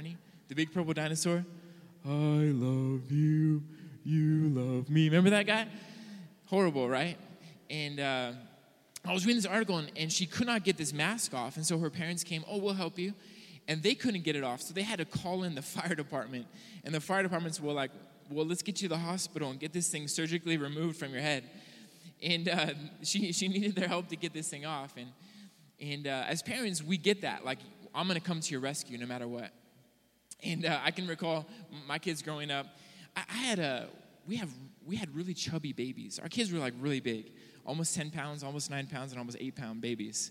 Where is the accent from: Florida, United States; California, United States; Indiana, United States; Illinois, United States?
California, United States; Southern; moved away as an adult; also born or lived in Hawaii; now in Billings, United States; I grew up in Southern California, and when I was 20 years old, I made the difficult decision to suffer for Jesus and move to Hawaii